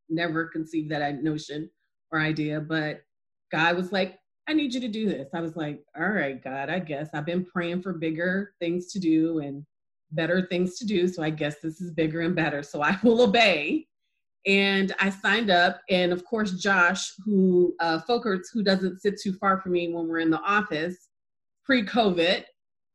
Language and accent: English; Chicago, Illinois, United States; I'm from Chicago